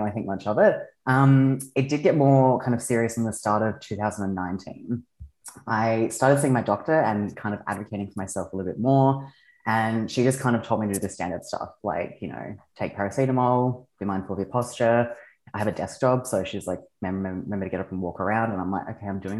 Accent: Australia; I am from Australia. I am an aerialist.

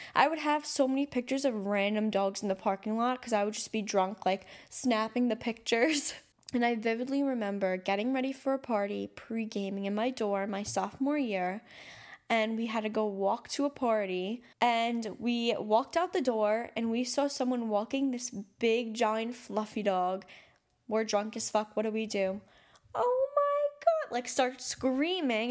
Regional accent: New York City, New York, United States; I'm from New York City, I'm from Staten Island

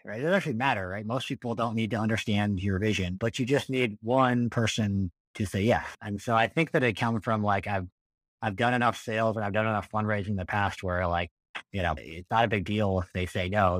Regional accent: Colorado, United States; moved away as an adult; also born or lived in Massachusetts; I grew up in in Colorado

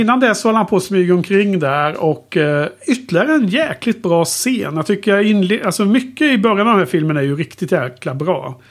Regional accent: Skövde, Västra Götaland, Sweden; när jag växte upp i Skövde

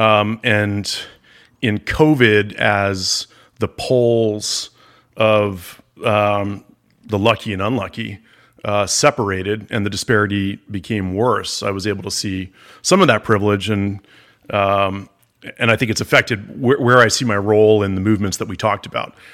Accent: Palm Beach, Florida, United States; I grew up in Palm Beach, Florida

